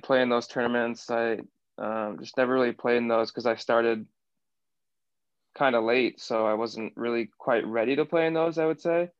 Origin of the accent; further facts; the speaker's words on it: Seattle, Washington, United States; accent: American; also born or lived in Bristol, England; I grew up in Seattle